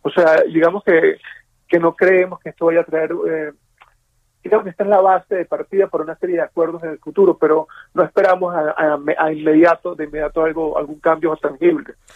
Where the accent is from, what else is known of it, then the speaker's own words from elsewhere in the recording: Venezuela; moved away; nosotros como venezolanos